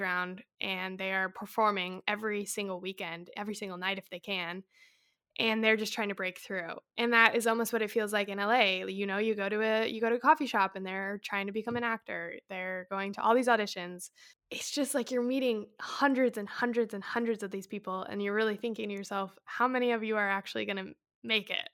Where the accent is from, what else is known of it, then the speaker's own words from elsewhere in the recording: Colorado, United States; moved away as an adult; also born or lived in San Diego; I grew up in Colorado